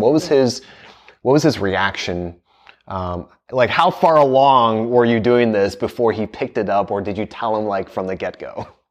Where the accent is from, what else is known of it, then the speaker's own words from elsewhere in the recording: United States; I grew up in the States